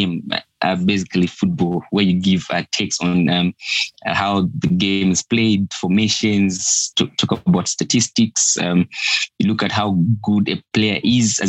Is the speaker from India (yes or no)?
no; Lusaka, Lusaka Province, Zambia; I'm from Lusaka, Zambia